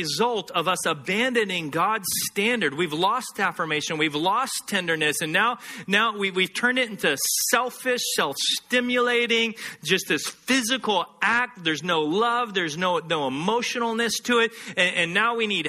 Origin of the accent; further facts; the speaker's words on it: Texas, United States; Growing up in Texas, hunting is part of the culture